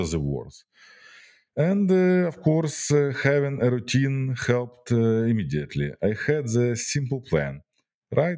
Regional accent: Ukraine; my home country, Ukraine

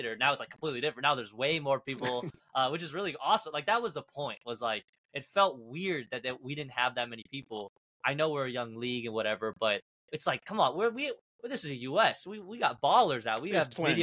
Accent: Kansas, United States; also born or lived in Argentina; I was born in Argentina, moved to Kansas as a kid.

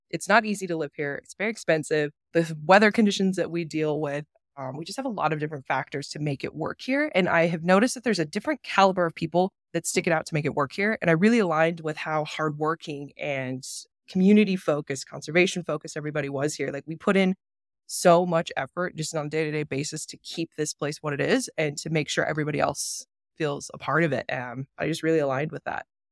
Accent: Billings, Montana, United States; moved away as an adult; also born or lived in Atlanta, Georgia / Bozeman, Montana; now in Jackson, United States; I am unfortunately from Billings, Montana, the great metropolis of refineries that it is. that is where I grew up and was raised

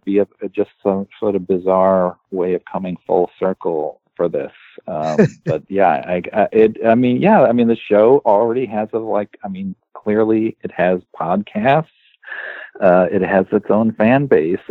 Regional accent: Ohio, United States; I'm from Ohio

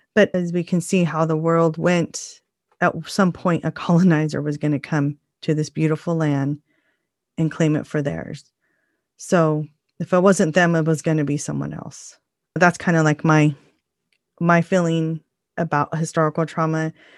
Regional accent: United States; What makes us unique as Native people is the fact that we are Native American and the first people of the land

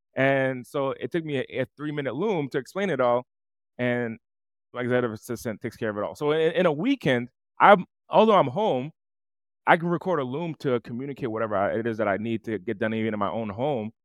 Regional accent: East Coast, United States; I'm from the East Coast, and I, I'm from a, an impoverished city

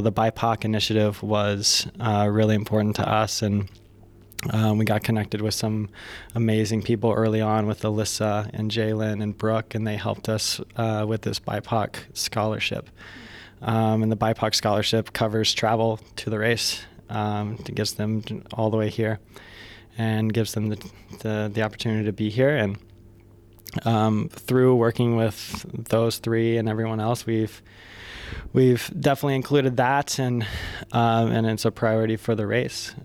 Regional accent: United States; we are both from the States.

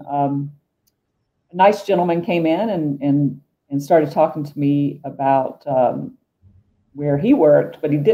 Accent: Georgia, United States; moved away as an adult; also born or lived in Atlanta / New York; now in Golden, United States; I worked in Atlanta and New York. I'm from Georgia.

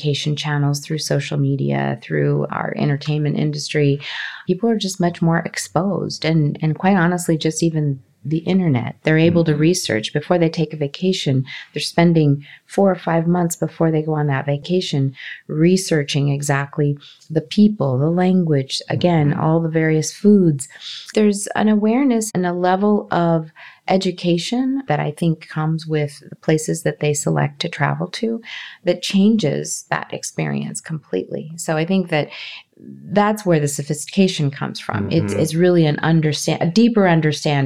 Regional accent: Los Angeles, California, United States; also born or lived in Colombia; I grew up in Los Angeles. I grew up in California, Southern California

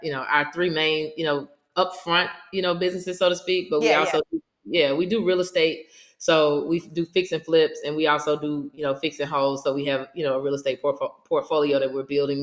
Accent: Mississippi, United States; I'm originally from Mississippi

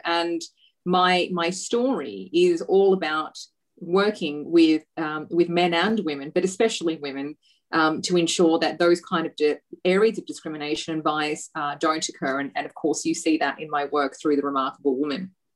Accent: Australia; I grew up here in Australia as as a you know, everyday, you know, patriotic Australian um, girl

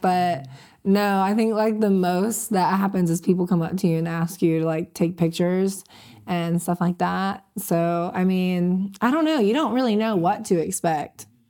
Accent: Panama City, Florida, United States; I'm from Panama City

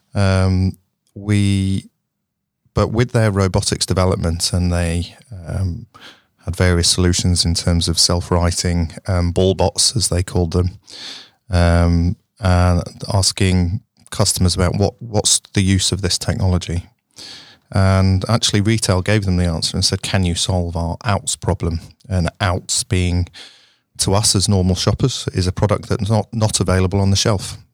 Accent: Sheffield, Yorkshire and the Humber, United Kingdom; I was born in Sheffield um, at the original Jessop's uh, maternity wing

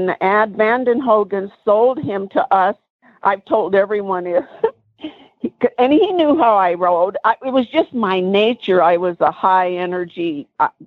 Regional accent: Washington, United States; moved away; I was from Washington.

